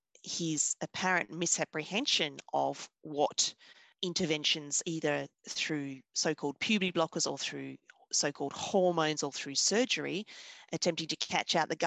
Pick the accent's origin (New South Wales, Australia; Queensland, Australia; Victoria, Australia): Victoria, Australia; I'm from the Australian state of Victoria